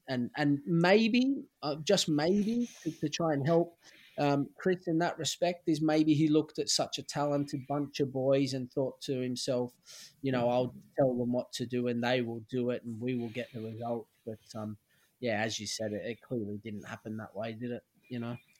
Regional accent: Sydney, New South Wales, Australia; moved away as an adult; also born or lived in Stockport, England; my hometown club

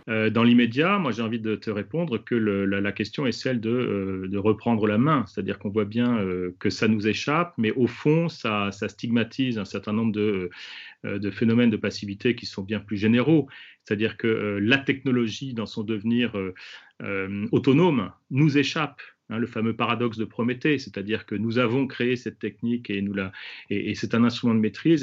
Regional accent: France; chez nous en France

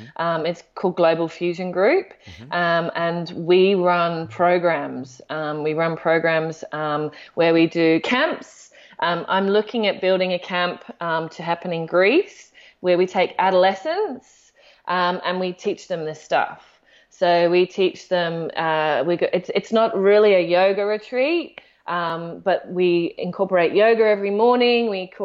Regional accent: Australia; because I'm Australian and then I'm UK, I get two.

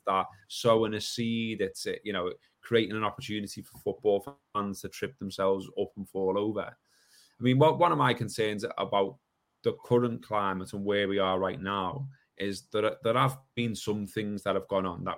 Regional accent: Liverpool, North West England, United Kingdom; accent: Scouse; I'm a Scouser and I'm from where I'm from, and we talk how we talk

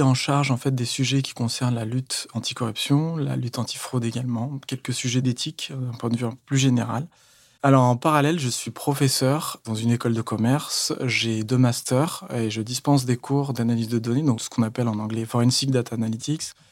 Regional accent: Paris, Île-de-France, France; je viens de Paris

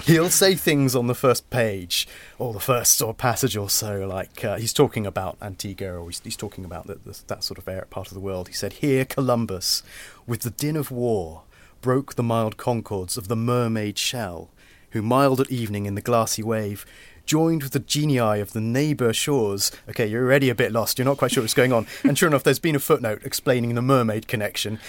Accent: Portsmouth, South East England, United Kingdom; I'm from Portsmouth

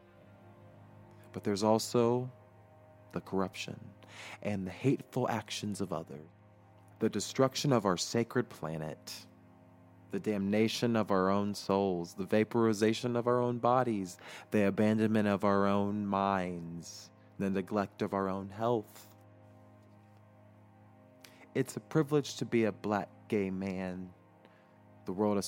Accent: United States

